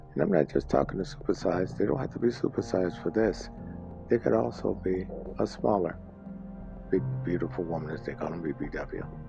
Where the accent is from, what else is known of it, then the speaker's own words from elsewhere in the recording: Mississippi, United States; accent: southern; it used to shock everybody when I told them I was from Mississippi. I did get the uh, hint of southern accent I have